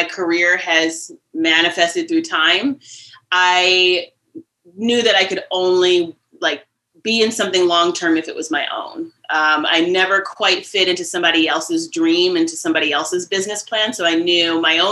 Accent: Cleveland, Ohio, United States; also born or lived in Philadelphia / New York City; now in Catskills, United States; I grew up outside of Cleveland, Ohio

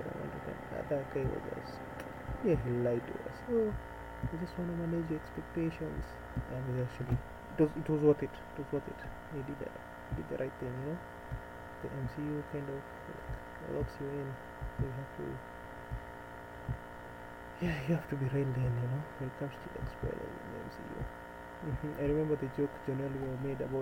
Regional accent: Nairobi, Kenya; I was born and raised in Nairobi. It's actually the capital.

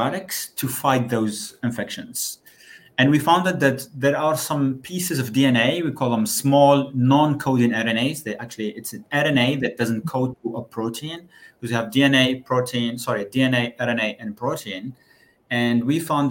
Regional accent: Algeria; moved away as an adult; also born or lived in Würzburg, Germany; now in Brussels, Belgium; I actually started my studies in Algeria. That's where I come

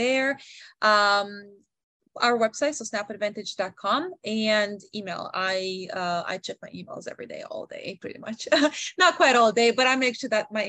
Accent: Canada; growing up in Canada, I was able to learn a little bit of language

